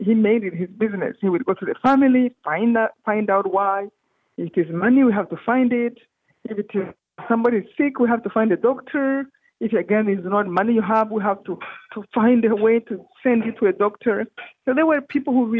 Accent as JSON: {"language": "English", "country": "Rwanda", "moved": "yes", "said": "I come from Rwanda, this tiny country in east of Africa."}